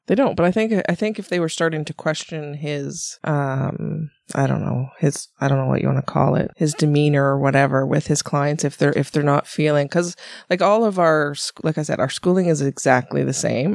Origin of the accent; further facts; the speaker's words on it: Ontario, Canada; moved away; I came from Ontario, blah, blah, blah." And I did all my schooling, most of my schooling out there.